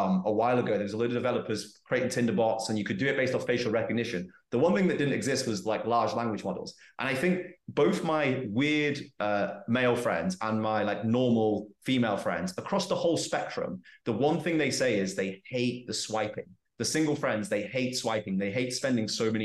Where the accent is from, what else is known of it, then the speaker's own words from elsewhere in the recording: England, United Kingdom; moved away as an adult; I've learned more about being English in the 2 years I've been out of the UK than I have in the 27 years I was there.